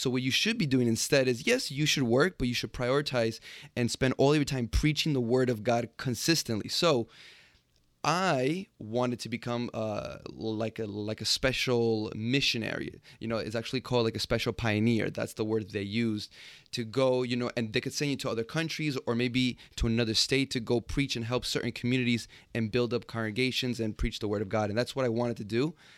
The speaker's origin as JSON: {"language": "English", "town": "New York City", "region": "New York", "country": "United States", "tie": "born or raised there", "said": "So I was born and raised in Jamaica, Queens. Not super exotic, but yeah, that's where it all starts."}